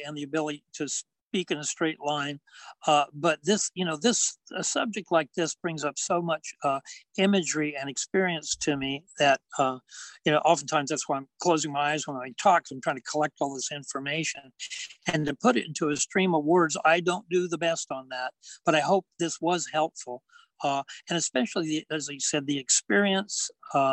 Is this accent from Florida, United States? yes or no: no; hometown about 20 miles from Visalia, California, United States; I commuted from my hometown to College of Sequoias in Visalia, and it was like 20-mile drive